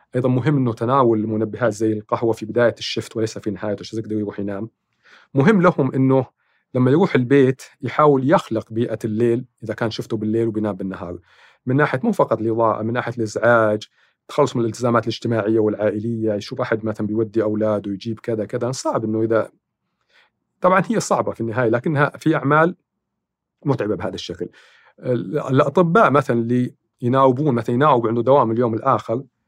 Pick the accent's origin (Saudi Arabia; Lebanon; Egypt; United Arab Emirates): Saudi Arabia; عندنا في السعوديه